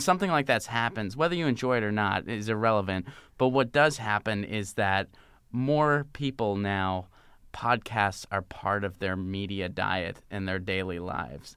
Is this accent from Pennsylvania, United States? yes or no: yes; Pittsburgh, Pennsylvania, United States; moved away as an adult; also born or lived in Seattle / Nashville; I grew up in Pittsburgh.